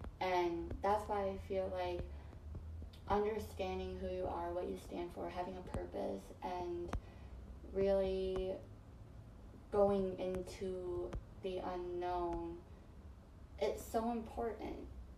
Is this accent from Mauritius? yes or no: no; Philippines; people are like, where are you from? And I'm like, I'm from the Philippines.